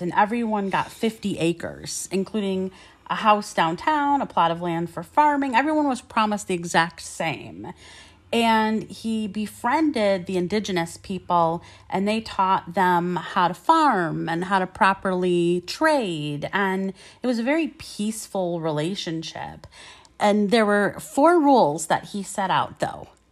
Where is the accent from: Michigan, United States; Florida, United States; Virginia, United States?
Michigan, United States; we were from, and we said Michigan.